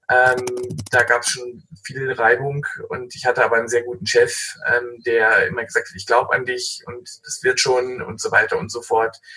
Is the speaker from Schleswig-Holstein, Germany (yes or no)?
yes; Schleswig-Holstein, Germany; Ich komme ähm, aus dem hanseatischen Umfeld. Ich bin da geboren in Schleswig-Holstein und auch aufgewachsen